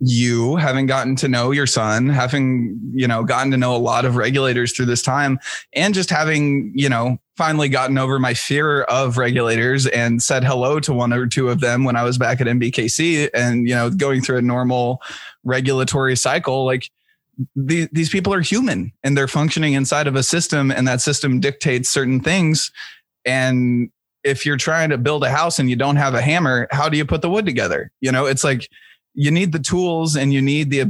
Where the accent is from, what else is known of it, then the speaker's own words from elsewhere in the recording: Kansas City, Missouri, United States; where I grew up in Kansas City. I grew up on, you know, the rougher side of the tracks.